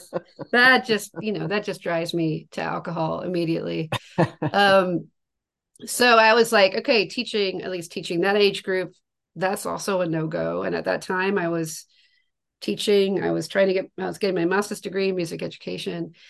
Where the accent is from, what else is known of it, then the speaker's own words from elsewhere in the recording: Tasmania, Australia; moved away; I'm from from Tasmania, Australia. That's where I grew up, and I spent most of my young life in Australia